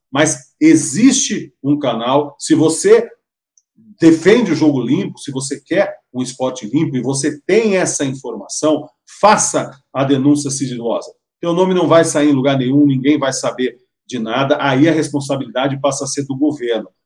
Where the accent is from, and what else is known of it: Londrina, Paraná, Brazil